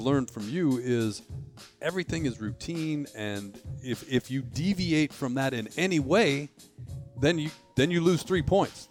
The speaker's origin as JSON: {"language": "English", "town": "Detroit", "region": "Michigan", "country": "United States", "tie": "born or raised there", "said": "I grew up in Detroit"}